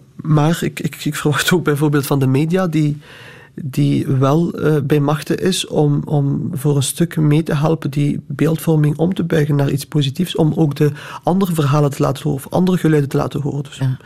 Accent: Flanders, Belgium; Ik heb Marokkaanse roots en ik ben daar ook trots op. Ik ben hier geboren als Vlaming

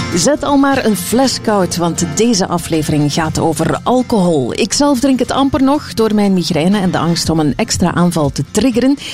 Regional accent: West Flanders, Belgium; bij ons in West-Vlaanderen zeiden ze, hij heeft de kozintjes

